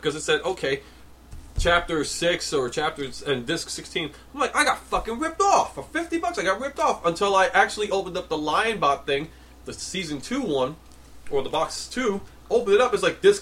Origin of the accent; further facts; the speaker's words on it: New York City, New York, United States; born and raised in New York City